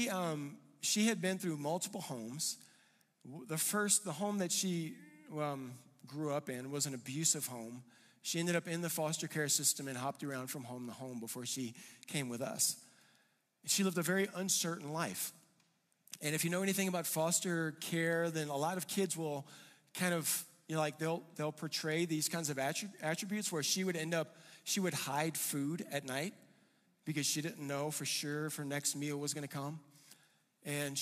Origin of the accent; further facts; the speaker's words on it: Louisiana, United States; now in Colorado, United States; I grew up in Louisiana, you know, I grew up in a place where it was flat